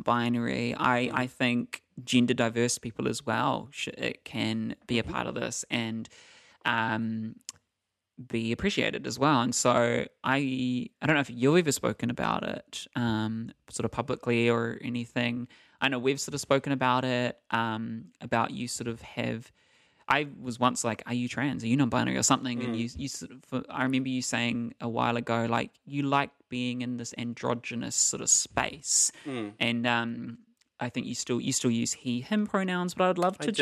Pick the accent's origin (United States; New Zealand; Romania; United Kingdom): New Zealand; Eastern Bay of Plenty; moved away; I grew up in the Eastern Bay of Plenty, so we were called E-bop.